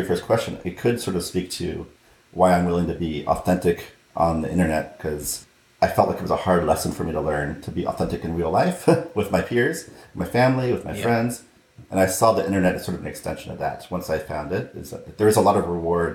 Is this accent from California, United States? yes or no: yes; Southern California, United States; I grew up in Southern California